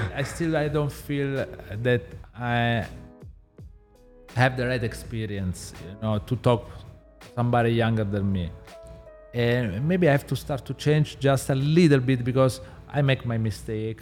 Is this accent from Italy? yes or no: yes; Southern Italy, Italy; English is a second language; moved away; I'm from South Italy, so I literally grow in the kitchen with my parents